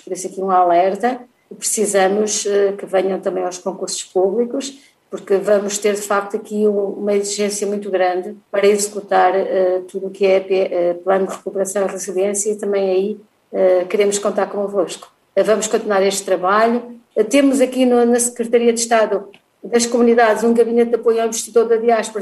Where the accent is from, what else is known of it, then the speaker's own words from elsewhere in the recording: Portugal; todos nós, mesmo vivendo uh, no estrangeiro, somos portugueses e amamos o nosso país